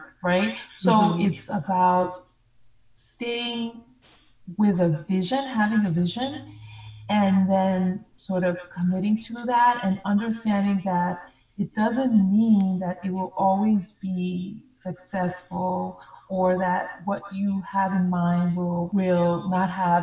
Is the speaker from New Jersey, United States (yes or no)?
no; New York, United States; also born or lived in Monrovia, Liberia; We moved to New York